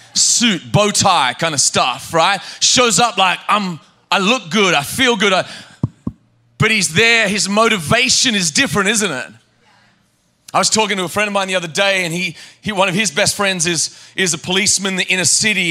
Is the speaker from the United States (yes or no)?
no; Australia; I grew up in Australia